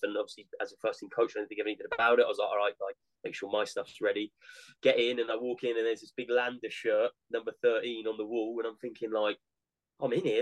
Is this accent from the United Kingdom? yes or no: yes; Weymouth, South West England, United Kingdom; my hometown club Weymouth